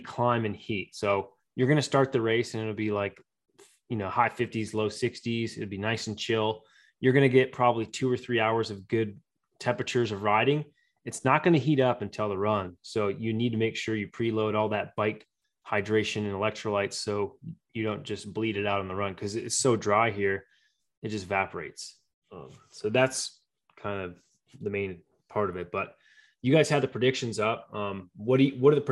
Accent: St. George, Utah, United States; my hometown

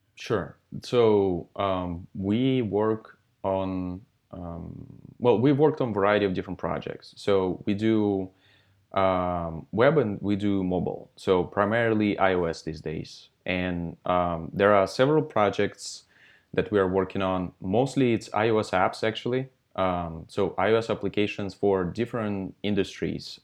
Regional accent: Russia; now in Santa Monica, United States; I'm from Russia originally. So I'm Russian, Um, I was born in Russia, um, and I started coding in fifth grade of elementary school

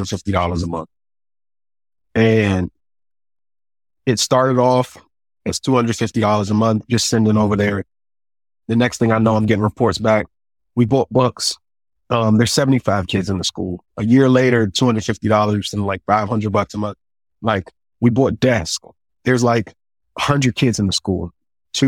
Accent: United States; I'm from the States

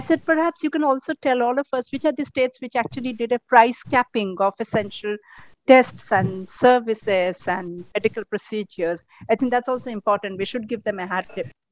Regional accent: Odisha, India; my hometown where i am here right now in orissa

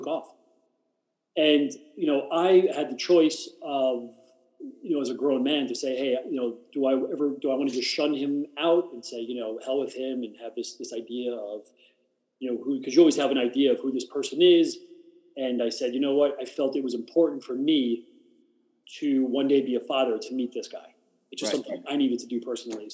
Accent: Hackensack, New Jersey, United States; also born or lived in Secaucus, New Jersey / Manhattan / Red Bank, New Jersey; I am from New Jersey, from North Jersey

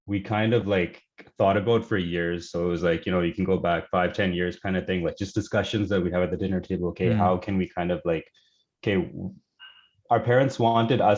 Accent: Surrey, British Columbia, Canada; also born or lived in Pakistan / Los Angeles, California; we've been in Surrey, BC, since 1998. So basically, grown up in Surrey.

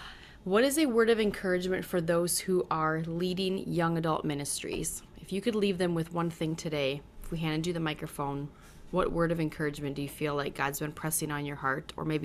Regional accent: North Dakota, United States; So I moved from North Dakota, which is a small town, 1,200 people, graduating class of 34.

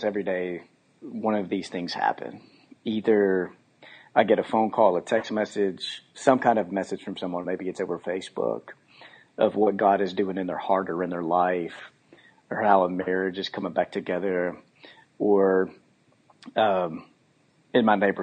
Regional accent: Texas, United States; now in Memphis, United States; we're both from Texas, but we don't have Texas stuff on our house

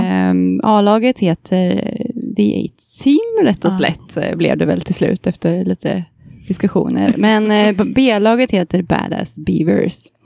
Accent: Kungälv, Västra Götaland, Sweden; jag är från eh, Kungälv utanför Göteborg

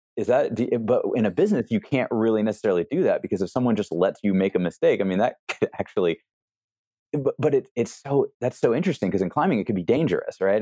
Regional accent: East Coast, United States; moved away; growing up on the East Coast

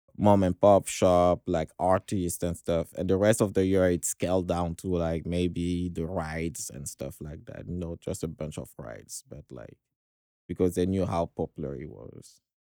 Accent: Dakar, Senegal; I was born in Senegal, uh, Western Africa, uh, in Dakar, the capital.

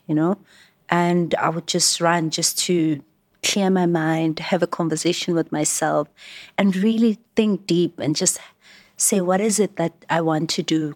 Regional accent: Johannesburg, Gauteng, South Africa; I was born and raised in Alex

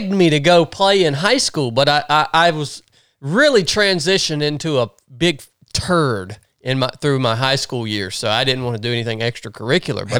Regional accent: Tifton, Georgia, United States; born there; Well, I didn't grow. I was born. I was born in Tifton.

